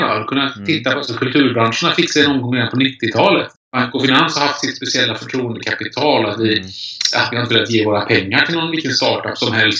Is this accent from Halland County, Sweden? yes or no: yes; Kungsbacka, Halland County, Sweden; Började på lokaltidningen hemma i Kungsbacka på västkusten när jag växte upp